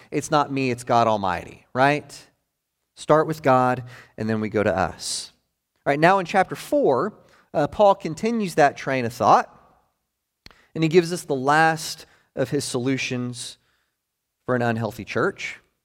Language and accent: English; Maryville, Tennessee, United States; the church that I was born into up in Maryville, Tennessee